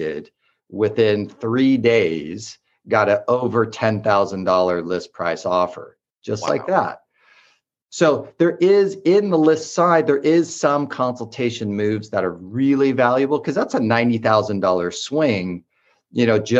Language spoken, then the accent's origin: English; Orange County, California, United States; also born or lived in Los Angeles / Bay Area; now in San Diego, United States; I'm from Orange County and spent a lot of time in LA, and I spent a lot of time in the Bay Area